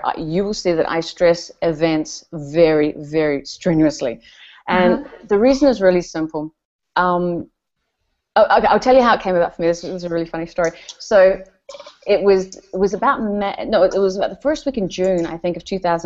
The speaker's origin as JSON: {"language": "English", "country": "New Zealand", "said": "I'm from New Zealand"}